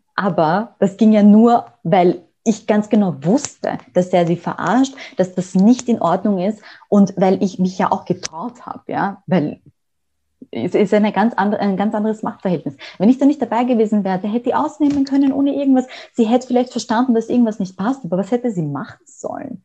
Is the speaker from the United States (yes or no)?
no; Austria; bei uns in Österreich